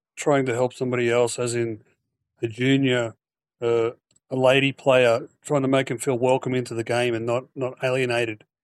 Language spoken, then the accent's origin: English; Queensland, Australia; the Queensland Open being my own, my own state